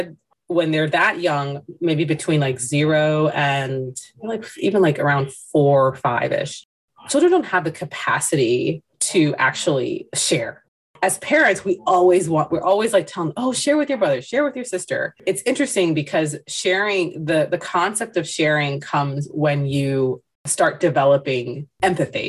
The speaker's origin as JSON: {"language": "English", "country": "United States", "tie": "born or raised there", "said": "I am of Indian descent. I was born here"}